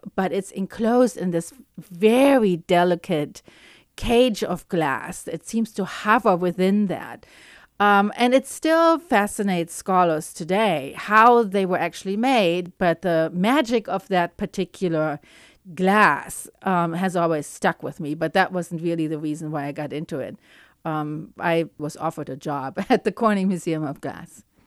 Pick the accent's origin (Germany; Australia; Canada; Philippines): Germany; Cologne, North Rhine-Westphalia; moved away; I grew up in Cologne in Germany